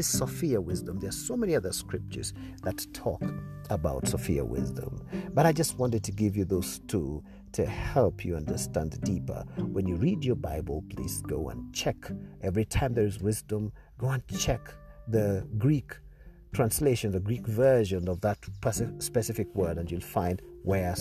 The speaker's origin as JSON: {"language": "English", "region": "Nairobi", "country": "Kenya", "said": "I come from Kenya, Nairobi, Kenya"}